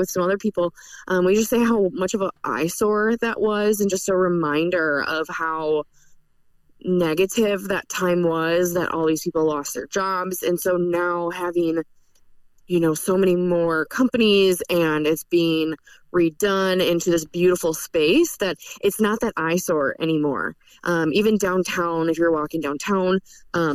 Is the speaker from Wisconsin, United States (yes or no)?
yes; Eau Claire, Wisconsin, United States; now in southern Wisconsin, United States; I'm originally from Eau Claire